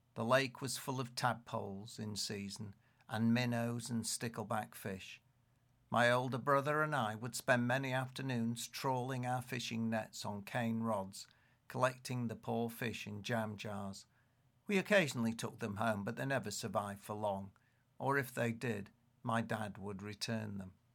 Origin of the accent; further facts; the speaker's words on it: Leeds, Yorkshire and the Humber, United Kingdom; growing up in Leeds